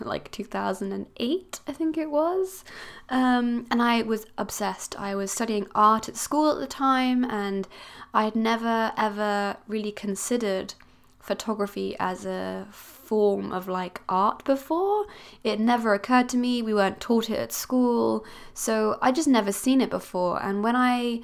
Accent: Switzerland; now in Cornwall, United Kingdom; I'm originally from Switzerland

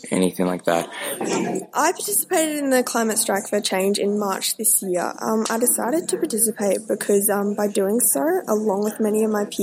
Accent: Venezuela; now in Brisbane, Australia; I, I'm from Venezuela, and I moved um, to Brisbane in 2010 because of the corruption and the dictatorship that is going on in the country.

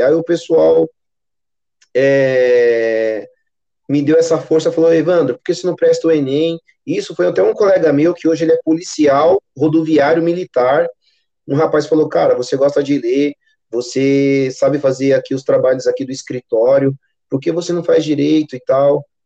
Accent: São Paulo, Brazil; Sou natural aqui de São Paulo. Moro na Zona Leste

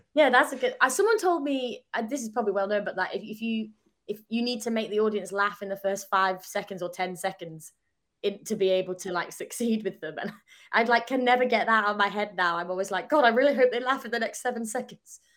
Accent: Southport, North West England, United Kingdom; accent: northern; moved away as an adult; now in London, United Kingdom; I'm from Southport, so South, like, opposite Blackpool

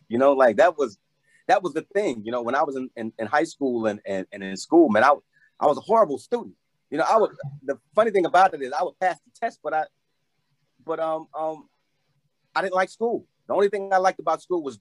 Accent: Chicago, Illinois, United States; born and raised in Chicago, singer-songwriter, producer

